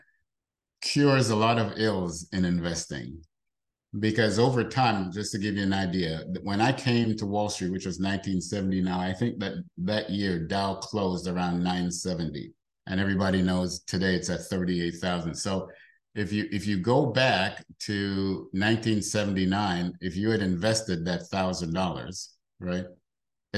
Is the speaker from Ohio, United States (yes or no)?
no; New York City, New York, United States; I grew up in the South Bronx, in the projects in the South Bronx, New York